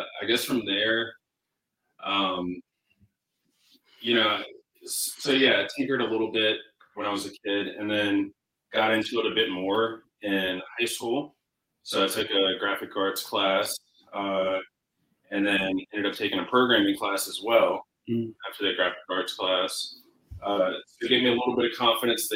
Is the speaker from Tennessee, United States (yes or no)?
no; Richmond, Virginia, United States; moved away as an adult; also born or lived in Fayetteville, North Carolina / Columbia, South Carolina; now in Los Angeles, United States; I was born in Fayetteville, North Carolina, and pretty much lived my whole life up until I went to school. I was in South Carolina, so I moved to Columbia, and then around fifth grade, moved to Richmond, Virginia, went to high school there and middle school